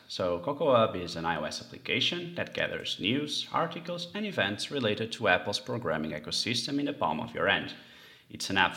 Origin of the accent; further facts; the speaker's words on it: Portugal; Portugal and my hometown being near the sea